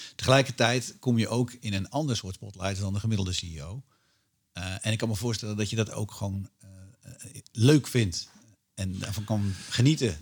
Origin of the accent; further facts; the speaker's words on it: Netherlands; als Nederlander